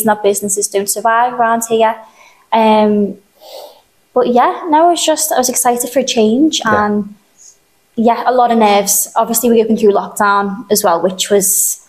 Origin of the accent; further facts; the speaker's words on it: Aughton, North West England, United Kingdom; So I've lived in Aughton my whole life.